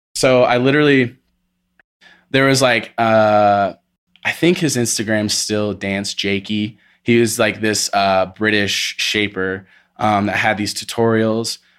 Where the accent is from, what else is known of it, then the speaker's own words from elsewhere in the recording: Indiana, United States; moved away as an adult; now in Colorado, United States; I'm from, uh, Indiana, Midwest, born and raised till I was twenty-one, moved out here when I was twenty-one